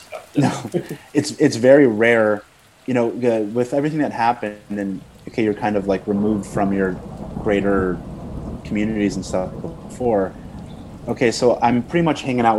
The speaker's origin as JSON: {"language": "English", "country": "United States", "tie": "born or raised there", "said": "growing up in America"}